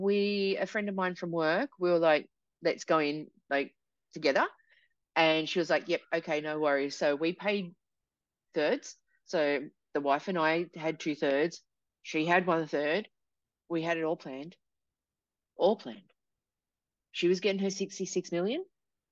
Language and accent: English; New South Wales, Australia; And I'm from New South Wales.